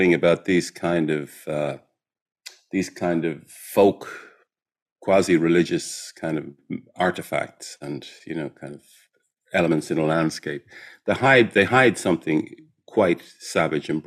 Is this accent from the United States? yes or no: no; Ireland; I'm Irish